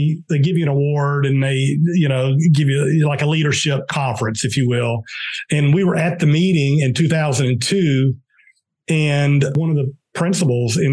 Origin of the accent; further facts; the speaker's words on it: Pelham, Georgia, United States; now in Atlanta, United States; I grew up in South Georgia, a very small town in South Georgia